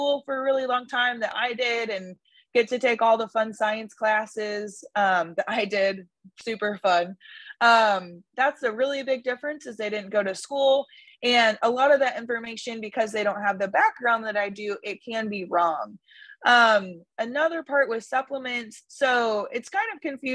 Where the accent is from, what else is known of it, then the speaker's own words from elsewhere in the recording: San Angelo, Texas, United States; now in Lubbock, United States; I live in Lubbock, Texas right now. I'm originally from San Angelo, Texas, which is essentially west